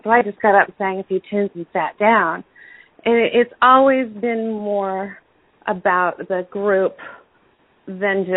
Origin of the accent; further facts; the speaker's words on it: outside of Cleveland, Ohio, United States; moved away as an adult; now in New York, United States; I was born in Ohio, outside of Cleveland, a very small town. I'm very Midwestern still.